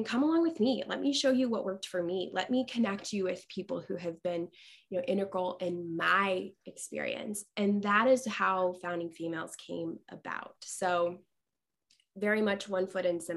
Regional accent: Westfield, Indiana, United States; moved away as an adult; now in Central Illinois, United States; my hometown of Westfield, Indiana.

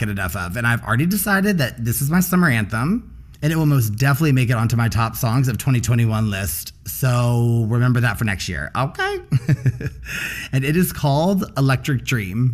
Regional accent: Dickson, Tennessee, United States; moved away as an adult; also born or lived in Nashville, Tennessee; now in Chicago, United States; I grew up in Dixon, Tennessee, and moved into Nashville around high school, where I lived until I moved to Chicago about 4.5 years ago

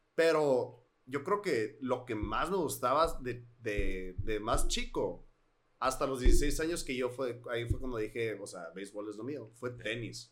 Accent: Hermosillo, Sonora, Mexico; cuando nos mudamos, vivíamos en Misión del Sol. Y cuando nos mudamos a Centenario

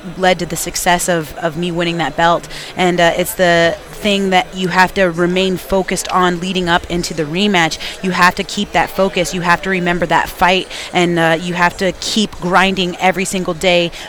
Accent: Washington, United States; We're both from Washington State

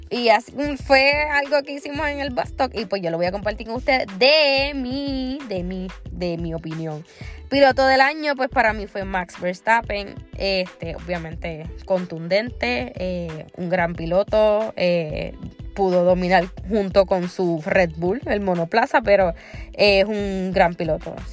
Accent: Argentina; Yo soy argentina full.

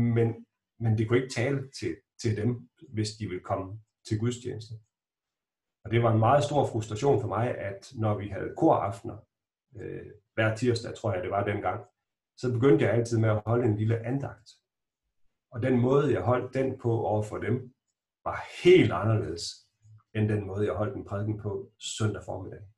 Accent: Strandby, North Denmark Region, Denmark; moved away; also born or lived in Gothenburg; så var det lykkedes præsten i Strandby, hvor jeg kommer fra, at lokke min mor til at være en del af menighedsrådet

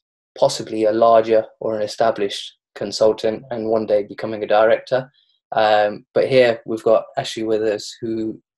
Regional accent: Derby, East Midlands, United Kingdom; I'm originally from Derby.

